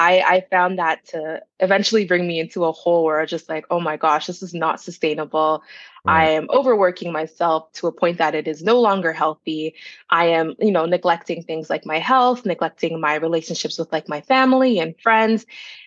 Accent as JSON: {"language": "English", "town": "Brampton", "region": "Ontario", "country": "Canada", "tie": "born or raised there", "also_born_or_lived": "Toronto", "said": "Yeah, so I'm a Peel Region girl. I was born in Jane and Finch, but I grew up in Brampton."}